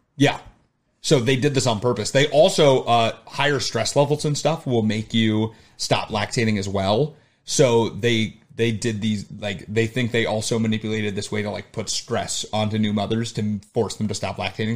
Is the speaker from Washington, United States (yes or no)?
no; Arizona, United States; now in Chicago, United States; me growing up in Arizona